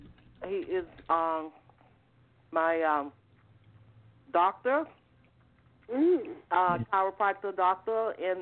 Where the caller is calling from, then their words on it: Georgia, United States; I'm calling from Georgia.